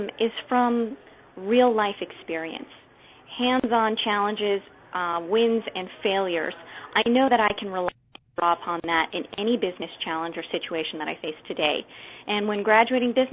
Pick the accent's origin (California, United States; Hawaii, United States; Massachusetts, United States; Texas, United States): California, United States; Southern; I grew up in Southern California